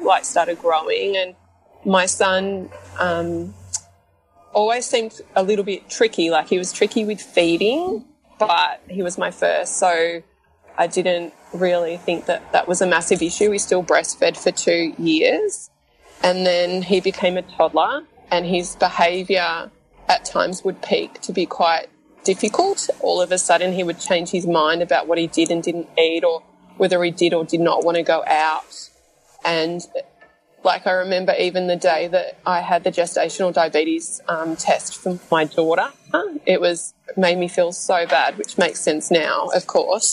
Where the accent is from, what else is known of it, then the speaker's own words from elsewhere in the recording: Melbourne, Victoria, Australia; I'm born and bred in Melbourne, Australia